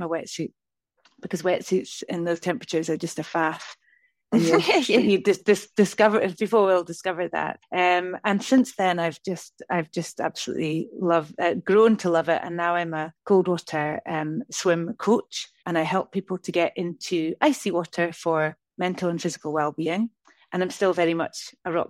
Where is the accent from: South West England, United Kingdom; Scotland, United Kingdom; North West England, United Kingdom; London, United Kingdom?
Scotland, United Kingdom; northeast of; moved away as an adult; now in Lake District, United Kingdom; I'm from the northeast of Scotland